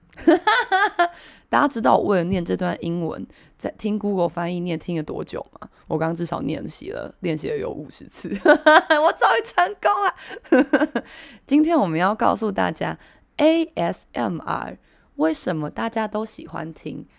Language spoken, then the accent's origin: Chinese; Taiwan; 我们台湾人有个习惯